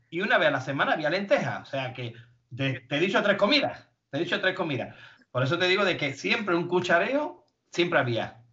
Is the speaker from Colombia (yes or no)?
no; Spain; venimos de España